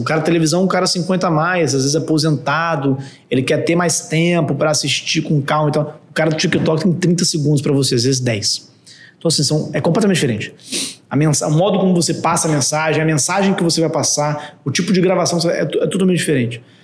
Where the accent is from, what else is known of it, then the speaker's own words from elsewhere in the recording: Vitória, Espírito Santo, Brazil; moved away as an adult; also born or lived in São Paulo; sou de Vitória